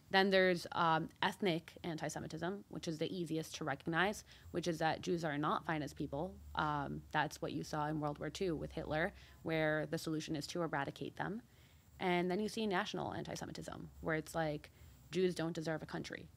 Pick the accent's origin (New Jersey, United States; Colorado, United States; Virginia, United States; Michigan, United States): New Jersey, United States; Deal; also born or lived in Mexico / New York; I was born there. Um, and my brother was too, and then we moved to the U S. Um, I grew up in Deal, New Jersey